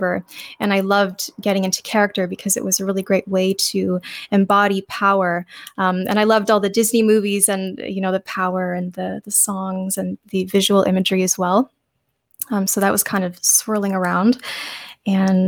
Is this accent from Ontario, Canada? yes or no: yes; Ontario, Canada; also born or lived in Alberta, Canada / Sault Ste. Marie; I was born in Alberta, Canada. And my parents were both more from the eastern side of Canada, so we eventually moved when I was 6 years old. We came back to Ontario